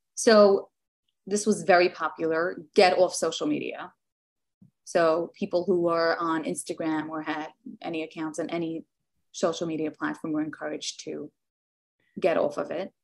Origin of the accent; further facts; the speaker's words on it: New York City, New York, United States; now in Tenafly, United States; I grew up in Williamsburg, which is a Hasidish community